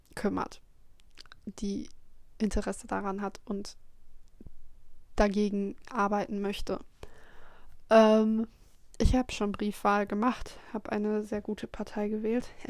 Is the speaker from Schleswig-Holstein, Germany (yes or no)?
no; North Rhine-Westphalia, Germany; born or raised there